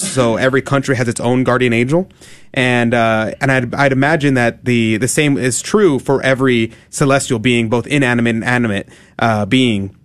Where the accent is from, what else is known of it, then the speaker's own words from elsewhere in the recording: United States; we're Americans